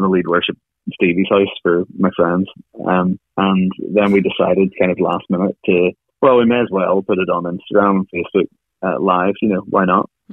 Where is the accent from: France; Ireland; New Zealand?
Ireland